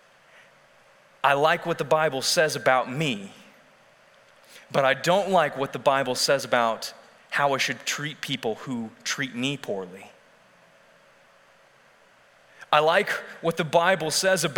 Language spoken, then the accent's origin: English; Texas, United States; We as Texans have our culture